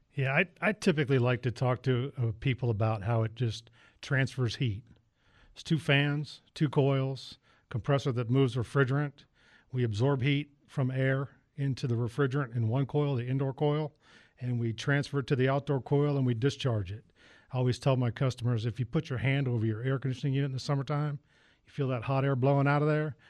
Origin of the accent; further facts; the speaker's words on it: Northern Virginia, United States; moved away; I'm originally from Northern Virginia